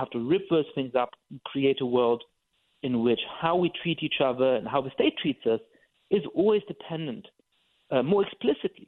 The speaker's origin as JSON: {"language": "English", "country": "Germany", "tie": "born or raised there", "said": "I'm Jewish and I grew up in Germany"}